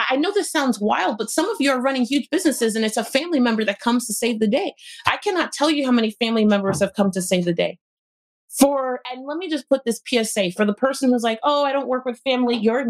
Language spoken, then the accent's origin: English; Florida, United States; I'm from Florida, I head to North Carolina